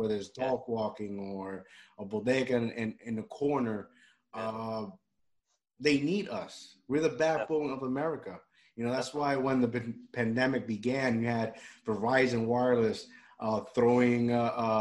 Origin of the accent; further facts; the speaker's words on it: Puerto Rico; moved away; I grew up in Puerto Rico